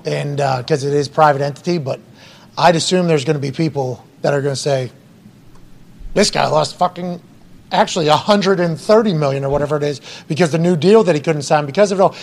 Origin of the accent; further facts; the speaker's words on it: Pennsylvania, United States; I'm from Pennsylvania. Pennsylvania, big state